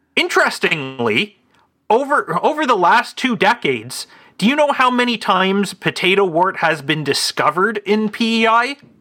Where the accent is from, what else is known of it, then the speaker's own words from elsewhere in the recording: Canada; as a Canadian